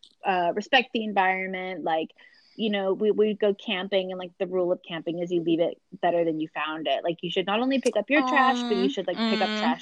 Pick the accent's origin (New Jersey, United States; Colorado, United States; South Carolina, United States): South Carolina, United States; I'm from South Carolina